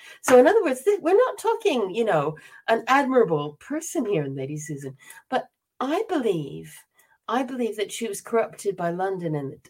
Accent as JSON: {"language": "English", "country": "South Korea", "tie": "born there", "also_born_or_lived": "Bangkok, Thailand / Singapore / Myanmar", "said": "I was born in Korea, and then I lived in Bangkok and Singapore and Myanmar because my father was in the State Department. I was American. I'm still American."}